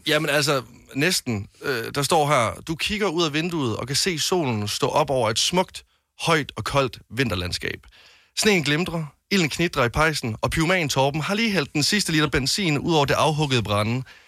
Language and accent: Danish; West Jutland, Denmark; nu kommer jeg fra Vestjylland